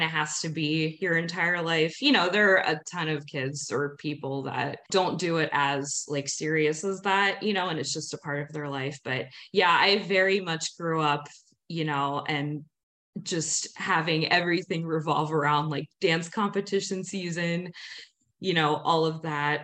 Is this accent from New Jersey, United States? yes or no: yes; New Jersey, United States; moved away as an adult; now in Seattle, United States; I grew up in South Jersey